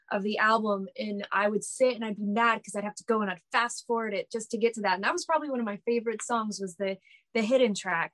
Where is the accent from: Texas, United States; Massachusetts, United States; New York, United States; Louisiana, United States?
Texas, United States; Dallas; I'm from Dallas